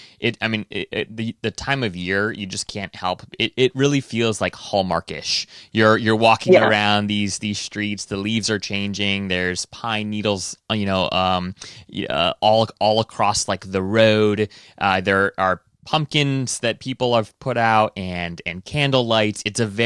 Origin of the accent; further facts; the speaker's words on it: Washington, District of Columbia, United States; we're from Washington D.C.